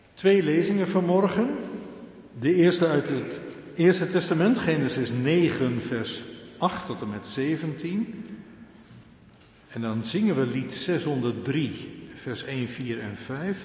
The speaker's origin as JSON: {"language": "Dutch", "town": "Urk", "region": "Flevoland", "country": "Netherlands", "tie": "born or raised there", "said": "Ik kom geboren en getogen van Urk"}